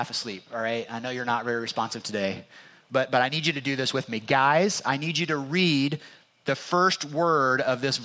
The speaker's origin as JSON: {"language": "English", "region": "Indiana", "country": "United States", "said": "I'm from Indiana"}